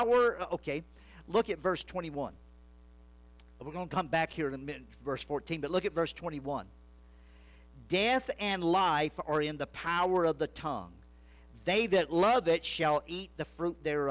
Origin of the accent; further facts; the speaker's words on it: Louisiana, United States; I grew up in Louisiana, in the bayous and edge of the swamps